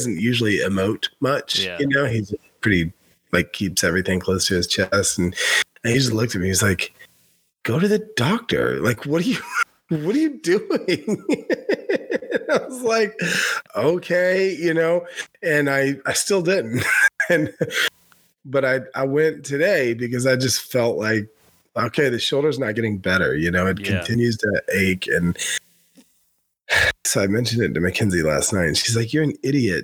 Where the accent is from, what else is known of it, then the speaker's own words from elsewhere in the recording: United States; moved away; also born or lived in Tennessee / Western North Carolina; growing up in Tennessee and Western North Carolina